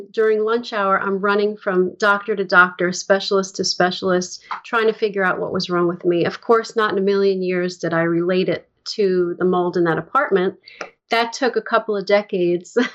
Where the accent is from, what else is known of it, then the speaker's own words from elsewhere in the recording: upstate New York, United States; also born or lived in Bronx, New York / Manhattan, New York; we moved into a house that was about an hour upstate